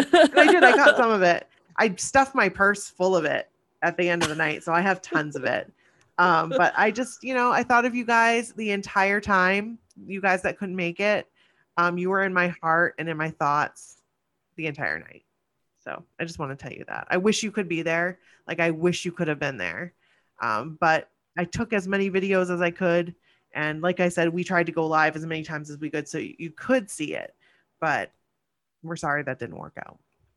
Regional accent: Maine, United States; I'm from Maine.

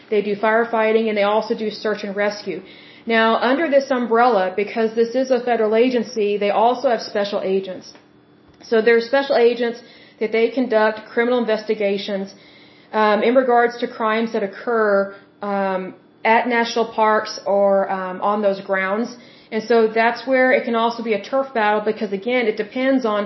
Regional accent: Oklahoma, United States; I am from Oklahoma and we do have some very beautiful state parks here

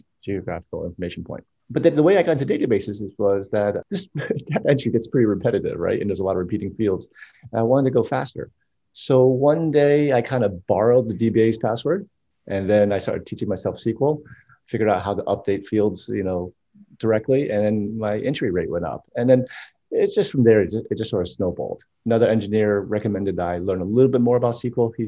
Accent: New Jersey, United States; I'm from New Jersey

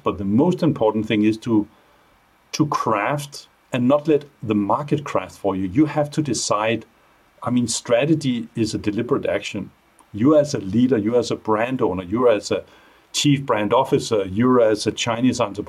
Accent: Denmark; moved away; also born or lived in Asia; my Danish background

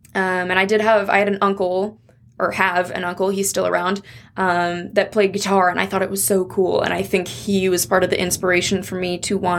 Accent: Coeur d'Alene, Idaho, United States; also born or lived in Missoula; and grew up in Coeur d'Alene.

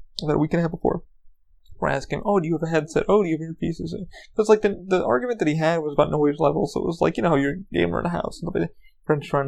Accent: New York, United States; I grew up in New York

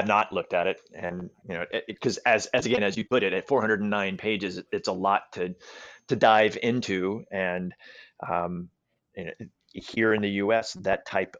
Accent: Alabama, United States; I was born and raised in Alabama, and I can tell you that the idea of cycling is you might as well sprout a third eyeball and a horn or two or three.

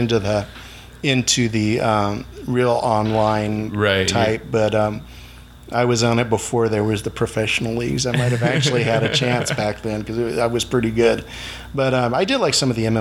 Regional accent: Blythe, California, United States; also born or lived in Yuma, Arizona; now in Mohawk Valley, United States; I was born here, but I only lived here until about 2 years out in the North Yuma Valley. And I grew up in Blythe, which is just up the river a ways

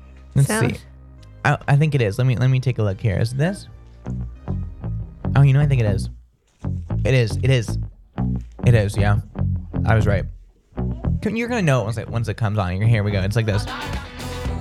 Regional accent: New Hampshire, United States; I come from the backwoods of New Hampshire. Well, not the backwoods, I'm from the suburbs, but like, I spent a lot of my childhood building forts

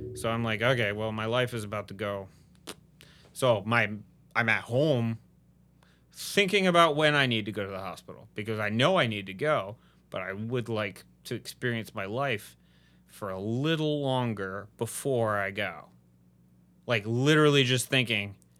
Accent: Midwest, United States; now in Houston, United States; I'm from the Midwest

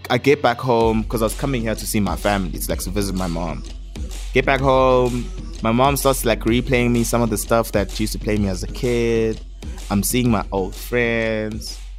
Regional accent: South Africa; it's just like a pressure to like rep myself because I am from South Africa. I am Zulu. I am a, a skateboarder in the township.

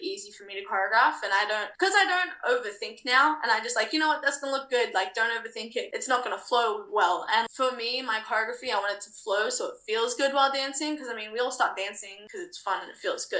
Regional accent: Australia; also born or lived in New Zealand (half Kiwi); at 19 years old as an Australian

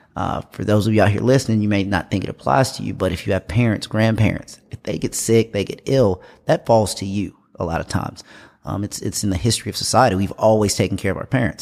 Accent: Greenville, South Carolina, United States; also born or lived in Indianapolis, Indiana / Germany; I was born in Indianapolis, Indiana. Uh, I moved to Greenville, South Carolina when I was around six with my grandparents. Uh, was raised here, went to Wayne Hampton High School here in Greenville

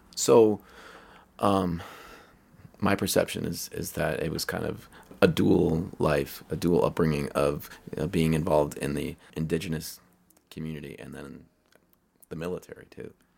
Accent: Pittsburgh, Pennsylvania, United States; now in Colorado, United States; I'm from Pittsburgh

